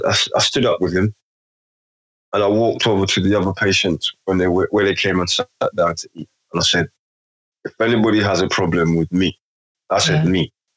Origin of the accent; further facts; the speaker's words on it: London, United Kingdom; Having come from places I grew up in London, so most environments, most settings I've been in, I'm not the only black man, or I've made sure that I'm not the only black man.